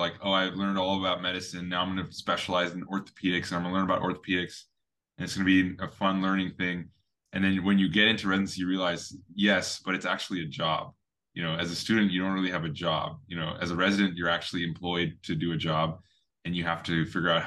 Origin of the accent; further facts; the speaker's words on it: Fremont, California, United States; I grew up here in Fremont, California, about an hour away